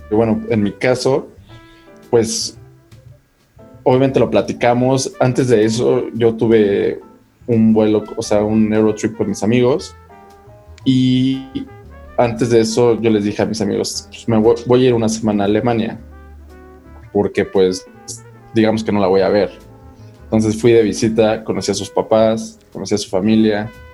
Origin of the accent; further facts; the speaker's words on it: Mexico; Como buen mm. mexicano